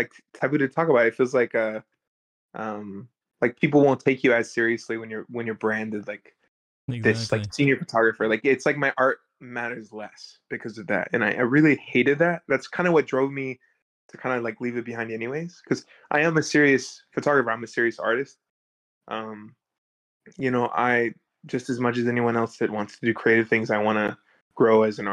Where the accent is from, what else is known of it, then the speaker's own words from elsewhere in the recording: Neosho, Missouri, United States; moved away as an adult; now in Los Angeles, United States; I'm from Neosho.